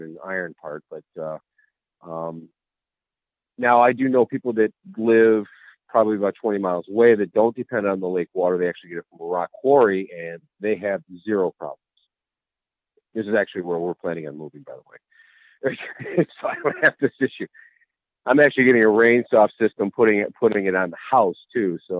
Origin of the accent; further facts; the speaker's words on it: Cleveland, Ohio, United States; I'm from Cleveland, Ohio